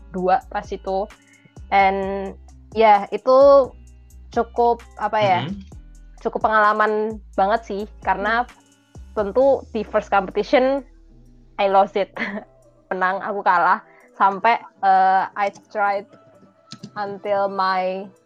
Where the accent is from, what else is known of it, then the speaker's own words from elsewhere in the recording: Yogyakarta, Special Region of Yogyakarta, Indonesia; Aku {S2} kebetulan asli Jogja